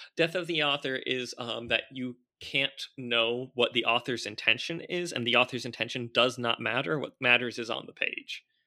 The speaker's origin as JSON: {"language": "English", "area": "Orange County", "region": "California", "country": "United States", "tie": "born or raised there", "said": "I grew up in Orange County, California"}